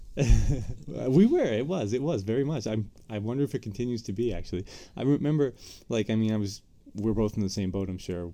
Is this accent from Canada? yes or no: yes; Eastern Canada, Canada; moved away as an adult; now in United States; now being in the states it's especially worse that I'm from Eastern Canada